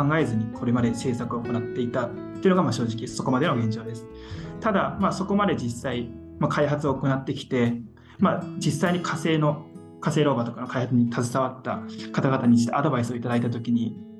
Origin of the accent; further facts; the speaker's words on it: Tohoku, Japan; 東北僕も東北出身ということで